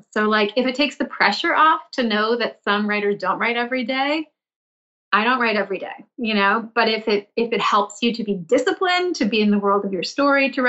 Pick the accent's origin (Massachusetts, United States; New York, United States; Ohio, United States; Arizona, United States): Massachusetts, United States; Milton; I grew up in the suburbs of Boston in a town called Milton.